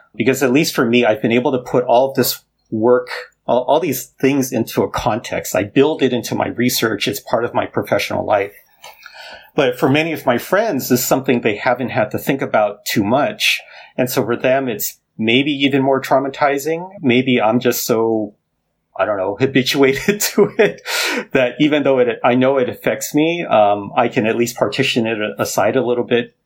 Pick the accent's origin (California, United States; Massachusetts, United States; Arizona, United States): California, United States; Los Angeles; moved away; also born or lived in Ohio / Michigan / Maryland; I grew up in Los Angeles